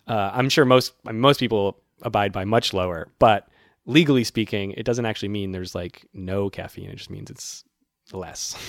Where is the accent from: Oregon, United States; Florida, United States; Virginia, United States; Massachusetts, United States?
Massachusetts, United States; now in New York City, United States; I'm from Massachusetts, where it snows considerably